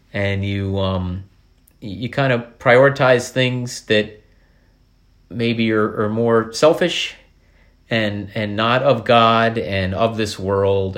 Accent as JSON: {"language": "English", "area": "Columbia County", "region": "New York", "country": "United States", "tie": "born or raised there", "also_born_or_lived": "Corning, New York", "said": "we, we grew up in Columbia County, but I was born in Corning"}